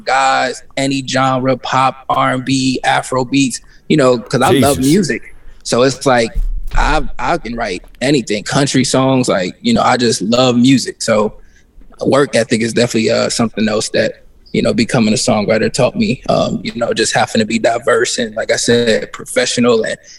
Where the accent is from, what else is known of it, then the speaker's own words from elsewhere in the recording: Midwest, United States; But just growing up in the Midwest, it's kind of like living in a glass ceiling, you know.